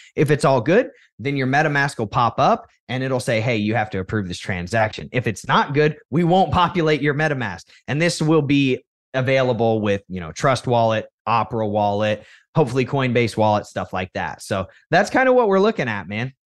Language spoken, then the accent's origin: English; United States; what was expected of you as an American child